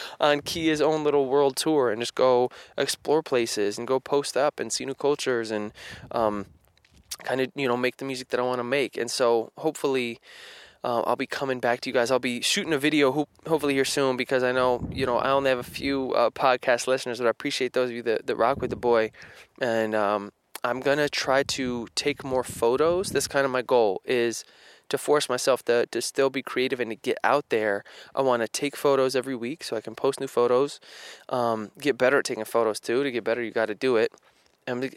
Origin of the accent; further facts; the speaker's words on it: Spencer, United States; moved away; growing up in Spencer